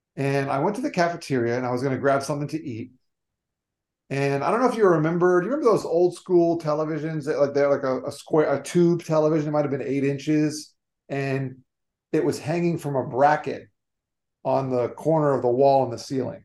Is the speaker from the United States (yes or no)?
yes; South Florida, United States; also born or lived in New York; I grew up in South Florida, moved down here when I was three, still live here to this day